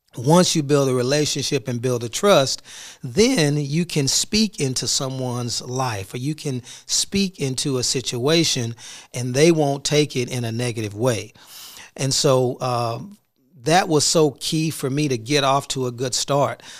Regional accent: Houston, Texas, United States; now in Duncanville, United States; I'm from Houston

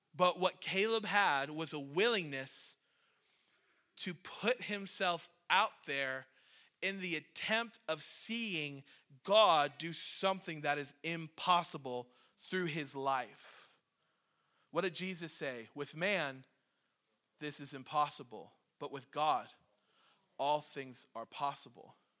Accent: Cleveland, Ohio, United States; moved away as an adult; now in Maine, United States; I'm a city boy. I'm from Cleveland

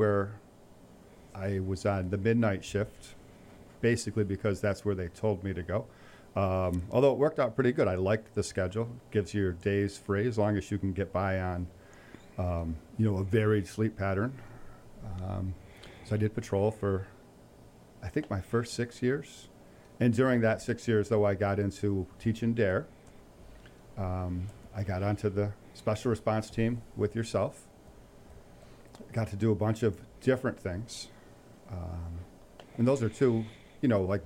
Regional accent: Pittsfield, Massachusetts, United States; I grew up in Pittsfield, graduated from PHS, went to Westfield State College

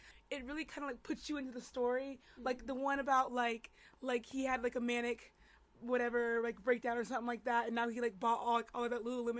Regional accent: North Carolina, United States; I'm from North Carolina.

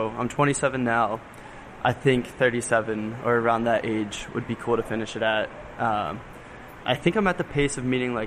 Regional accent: Norristown, Pennsylvania, United States; I'm originally from Norristown, which is the suburbs of Philly

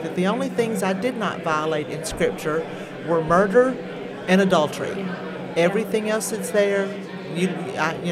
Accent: Nashville, Arkansas, United States; also born or lived in Delight, Arkansas; But I am a native of Arkansas. I was born in Nashville, Arkansas. Spent most of my life in the southwest corner of the state.

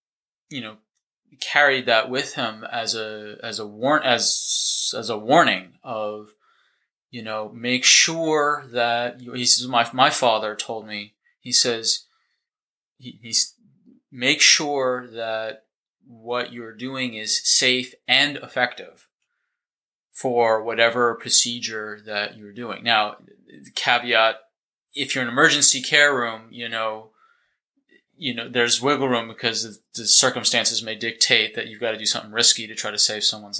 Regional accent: Boston, Massachusetts, United States; moved away as an adult; also born or lived in Northern California / Dallas, Texas; now in New Zealand; originally, I'm from the States. I grew up in outside Boston, Massachusetts

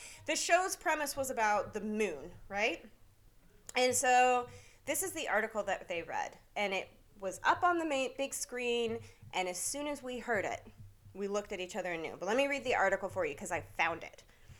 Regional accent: Pacific Northwest, United States; It's got Marionberry, which is a big Pacific Northwest thing. We are from the Pacific Northwest, so we love that.

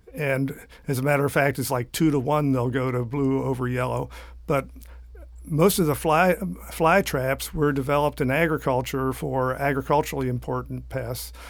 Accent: southeastern Pennsylvania, United States; now in Florida, United States; I started growing up in southeastern Pennsylvania

